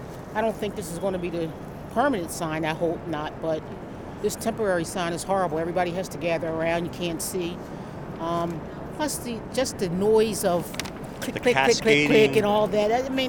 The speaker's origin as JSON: {"language": "English", "town": "Philadelphia", "region": "Pennsylvania", "country": "United States", "said": "I'm from Philly."}